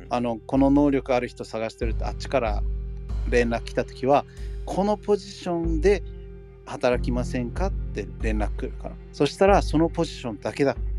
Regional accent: United States; first language English; Japanese is a second language; now in Japan; アメリカで生まれたから英語は母国語です

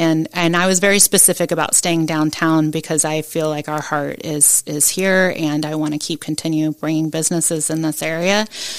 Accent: Cincinnati area, Northern Kentucky, United States; also born or lived in Tampa; now in Huntsville, United States; I'm originally from Kentucky

